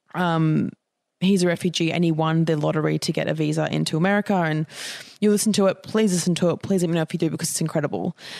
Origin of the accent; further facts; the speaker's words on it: Australia; as young Australian people